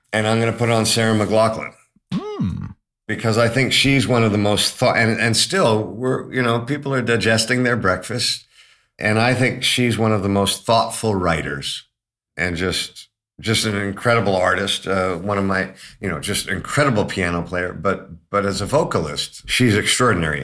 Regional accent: Toronto, Ontario, Canada; also born or lived in London, United Kingdom; growing up in Toronto

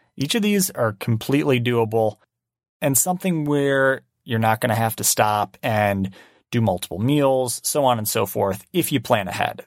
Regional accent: Michigan, United States; now in Oregon, United States; I'm proud of being from Michigan.

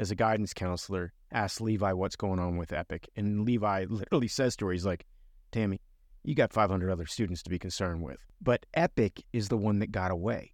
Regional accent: Miami, Florida, United States; I grew up in a bigger city like Miami

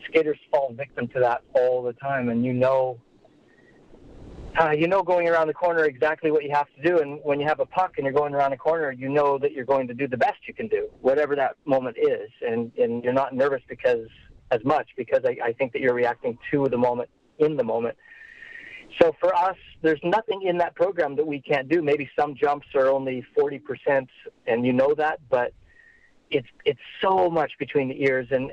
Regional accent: Caroline, Alberta, Canada; also born or lived in Rocky Mountain House, Alberta; I grew up about 5 miles west of Caroline.

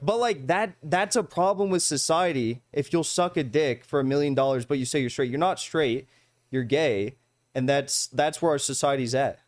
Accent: United States; as an American

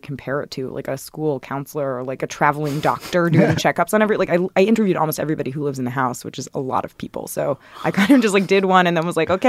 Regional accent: the South, United States; And I grew up in the South and kind of could imagine what that might look like.

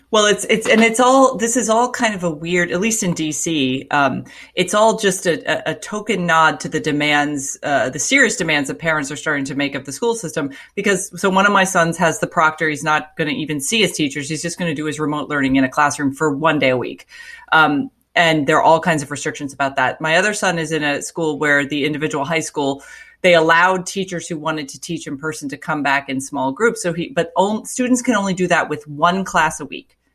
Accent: Florida, United States; moved away; Florida, it's my home state

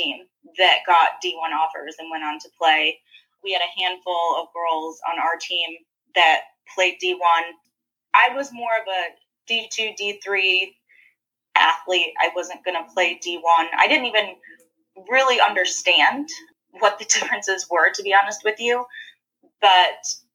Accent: Corning, New York, United States; now in Charlotte, United States; I'm from Corning

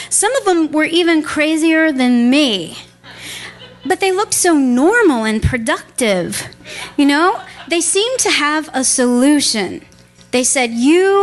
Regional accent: Texas, United States; moved away; I grew up in Texas, land of chicken fried steak and banana pudding

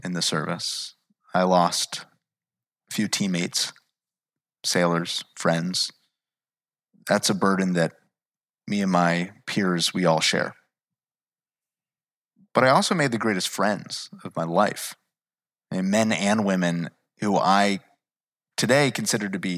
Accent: New Jersey, United States; I'm from New Jersey. That was a day that severely impacted my community. I was a child at the time

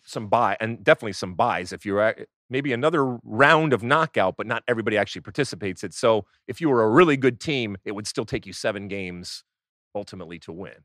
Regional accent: United States

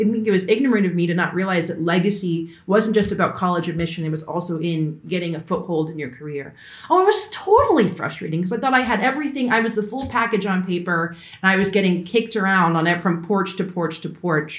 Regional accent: Long Island, New York, United States; moved away as an adult; I'm from Long Island, New York. I wanted to desperately leave New York.

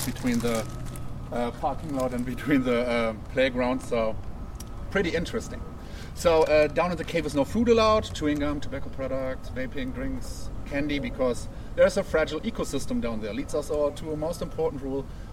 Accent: Germany; English is a second language; moved away as an adult; now in United States; I'm German.

